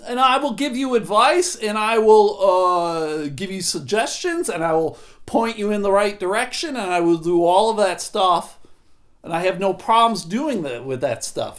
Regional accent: Buffalo, New York, United States; where I grew up in Buffalo

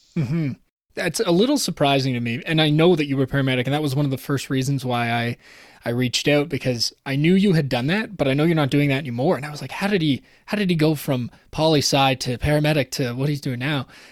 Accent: Toronto, Ontario, Canada; I was from Toronto, raised in Toronto

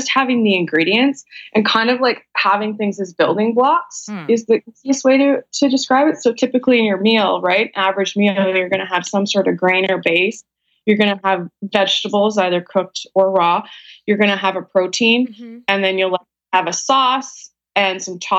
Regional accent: Vancouver, British Columbia, Canada; I'm from Vancouver, Canada

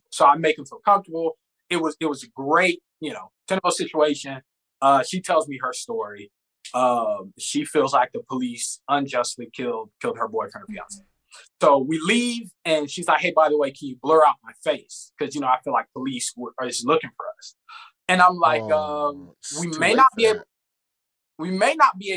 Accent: the South, United States; moved away; I'm from the South

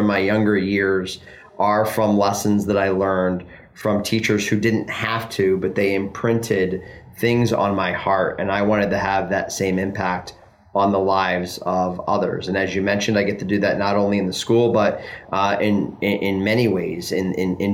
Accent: Philadelphia, Pennsylvania, United States; moved away; I grew up in Philly. I'm an East Coast guy.

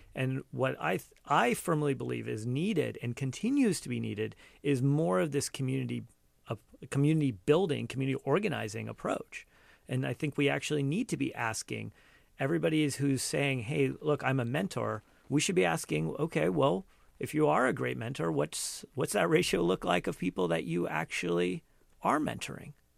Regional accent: Cupertino, California, United States; also born or lived in India; I was born in India, but, you know, largely have grown up here, but I, I, you know, I am an immigrant. and growing up here, when I, like, when we first moved here, you know, Cupertino

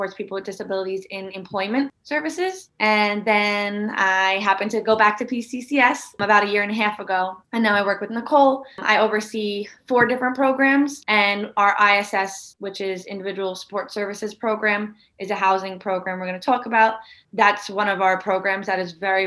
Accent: New York City, New York, United States; I grew up in Staten Island

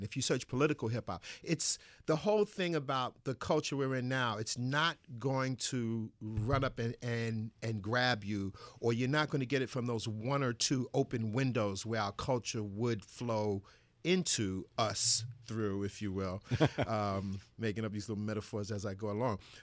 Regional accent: New York City, New York, United States; I grew up in Bed-Stuy, Brooklyn, Bedford-Stuyvesant section of Brooklyn

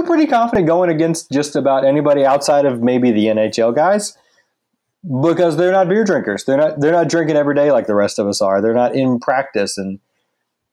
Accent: Mississippi, United States; now in St. Petersburg, United States; I grew up in Mississippi

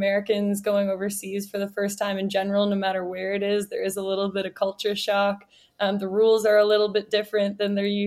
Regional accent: Canada; I am Canadian

